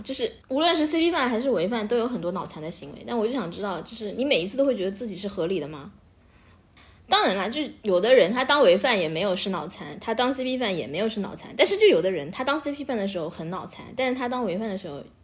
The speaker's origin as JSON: {"language": "Chinese", "region": "Beijing", "country": "China", "said": "来自北京"}